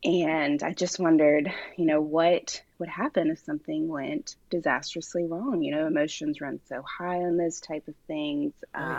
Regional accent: Nashville, Tennessee, United States; I'm from Nashville, Tennessee.

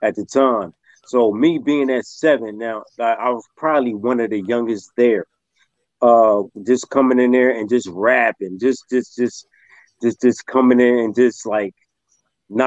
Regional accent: Camden, New Jersey, United States; born and raised in Camden, New Jersey. That's South Jersey right there

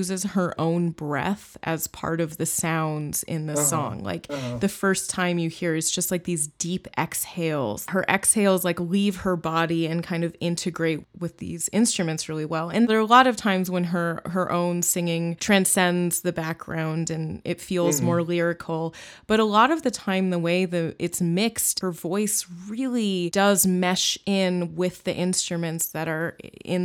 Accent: Bay Area, California, United States; In the Bay Area where I grew up

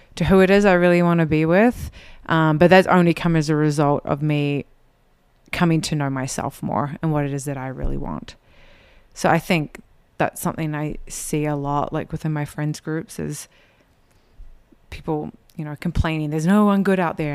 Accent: New Zealand; moved away as an adult; now in Utah, United States; I was born here in Utah, but I was raised in New Zealand, and so I grew up in an L D S community that was quite a bit different from here in Utah

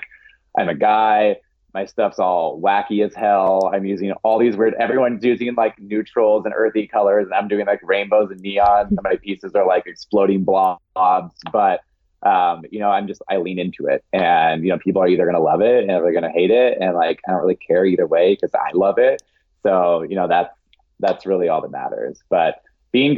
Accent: Eastern Washington, United States; now in Seattle, United States; I grew up in Eastern Washington

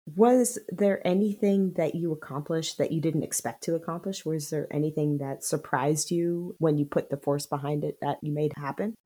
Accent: Silicon Valley, California, United States; I am from Silicon Valley

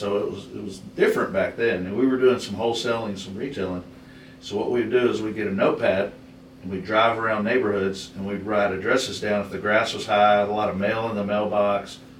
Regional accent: East Texas, United States; also born or lived in Bay Area, California / Seattle, Washington; now in Houston, United States; I grew up in a small town, East Texas.

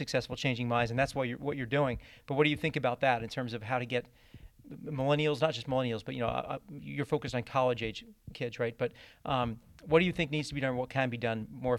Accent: Boston, Massachusetts, United States; I'm from Boston, Massachusetts, an equally probably more blue state

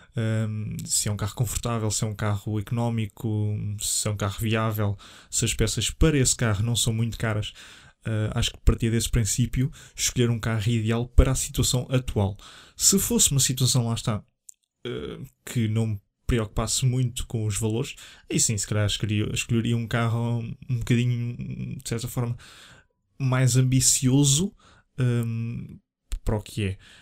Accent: Leiria, Centro, Portugal; sou natural de Leiria

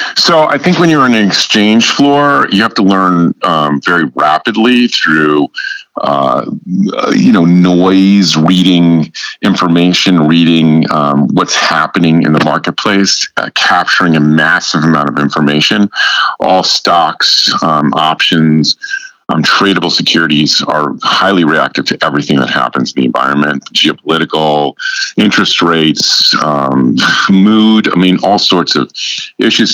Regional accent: New York area, United States; moved away as an adult; also born or lived in Chicago, Illinois / Southern California; I'm originally from the New York area

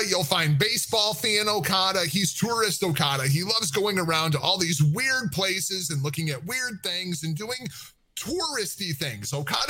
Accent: Milwaukee, Wisconsin, United States; I'm from Milwaukee. This place sucks. You ever been to Milwaukee, Wisconsin?

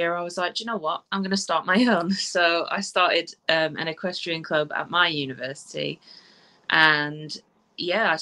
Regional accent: South Africa; now in England, United Kingdom; I was born in South Africa, and I moved to England in 2002.

